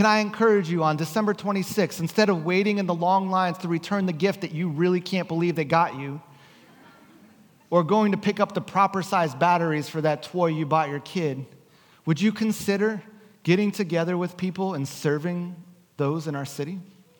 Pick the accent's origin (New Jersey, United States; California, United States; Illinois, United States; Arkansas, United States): New Jersey, United States; now in West Coast, United States; growing up in New Jersey, our street would look like this